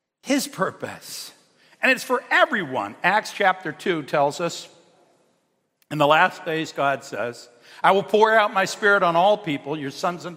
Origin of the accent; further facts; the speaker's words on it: Cheektowaga, New York, United States; I'm a kid from Cheektowaga